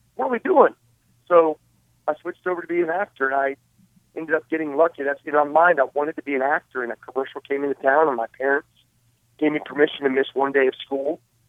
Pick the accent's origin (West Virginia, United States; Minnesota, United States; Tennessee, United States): West Virginia, United States; Princeton; moved away; I was doing a premiere in my hometown of Princeton, West Virginia.